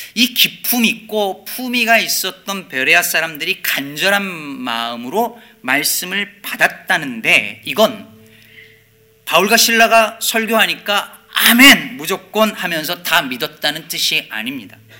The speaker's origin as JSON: {"language": "Korean", "country": "South Korea", "tie": "born or raised there", "said": "한국에서 자란 우리 대부분은"}